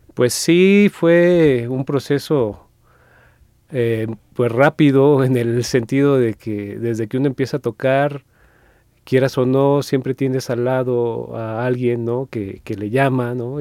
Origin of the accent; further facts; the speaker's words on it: Mexico; los que somos muy arriesga, arraigados, pues, a, a, a México